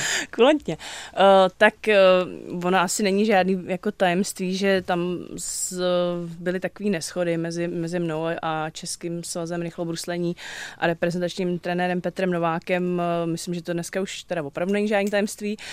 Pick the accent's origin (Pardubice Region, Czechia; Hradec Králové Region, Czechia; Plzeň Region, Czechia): Hradec Králové Region, Czechia; Vrchlabí; já jsem jako z Vrchlabí